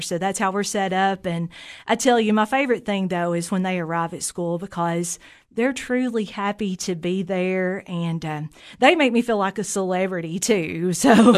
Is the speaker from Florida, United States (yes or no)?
no; Jamestown, Tennessee, United States; I'm a native of Fentress County. I grew up in Jamestown